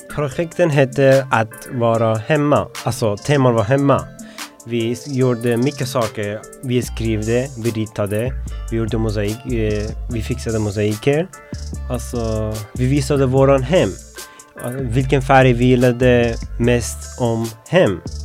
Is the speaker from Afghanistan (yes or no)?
yes; Afghanistan; Swedish is a second language; now in Sweden; Jag kommer från Afghanistan. Jag har varit i Sverige uh, tre år